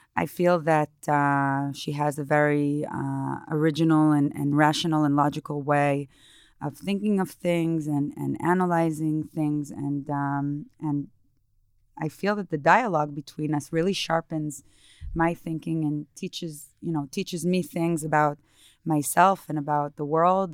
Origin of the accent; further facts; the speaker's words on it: Israel; moved away as an adult; also born or lived in New York; I grew up in Israel